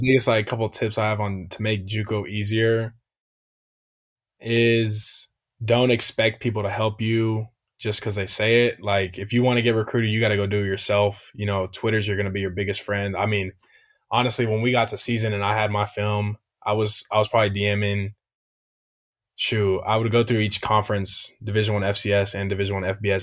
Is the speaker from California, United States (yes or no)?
yes; Hesperia, California, United States; I'm from Asperia, California